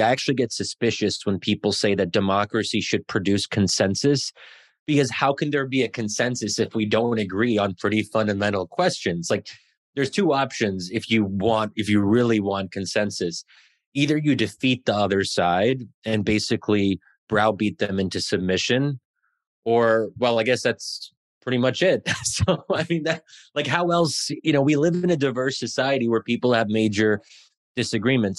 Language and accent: English; Pennsylvania, United States; I'm born and raised in Americ-, i, in Pennsylvania, but my parents are, are immigrants